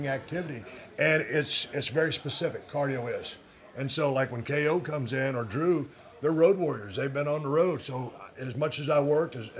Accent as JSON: {"language": "English", "town": "Edna", "region": "Texas", "country": "United States", "tie": "born or raised there", "said": "growing up in South Texas"}